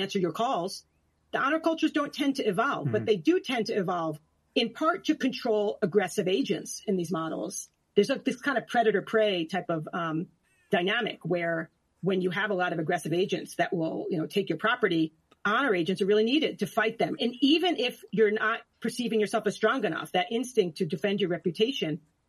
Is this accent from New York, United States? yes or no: yes; New York, United States; I'm from New York.